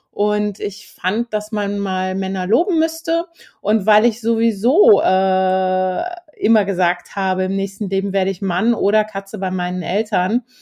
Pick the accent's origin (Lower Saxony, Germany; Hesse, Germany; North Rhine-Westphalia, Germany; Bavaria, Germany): Hesse, Germany; Hümme; Ich bin ja in den Kasseler Bergen in Hümmer aufgewachsen, ähm, auf dem Bauernhof, sehr weit ab auch vom Dorf.